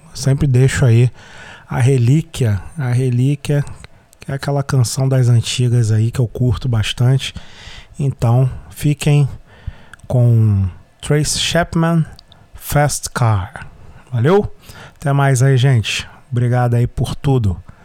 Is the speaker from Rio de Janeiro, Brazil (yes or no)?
yes; Rio de Janeiro, Brazil; first language Portuguese; A gente aqui no Rio de Janeiro